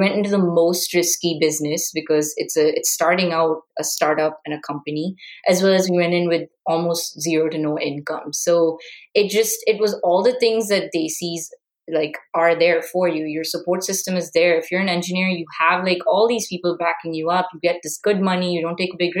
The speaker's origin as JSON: {"language": "English", "country": "India", "moved": "yes", "said": "as an Indian"}